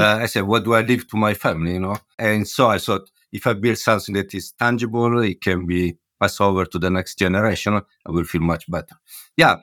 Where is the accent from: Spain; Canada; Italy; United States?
Italy; Milan, Lombardy; moved away as an adult; also born or lived in Hamburg / London; now in Bristol, United Kingdom; Milano, where I come from